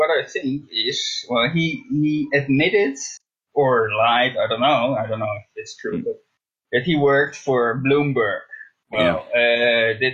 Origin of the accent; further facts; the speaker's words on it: Netherlands; English is a second language; I am from Holland. I'm not oh, from Amsterdam